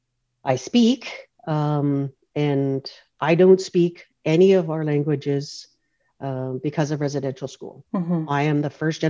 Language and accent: English; North Vancouver, British Columbia, Canada; I grew up in Oslahan, the community of Oslahan, which is part of the North Shore, traditional territories of the Squamish Nation